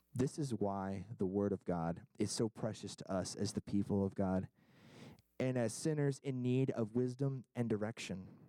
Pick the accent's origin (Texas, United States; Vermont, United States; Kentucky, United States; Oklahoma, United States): Kentucky, United States; now in New England, United States; I'm from Kentucky originally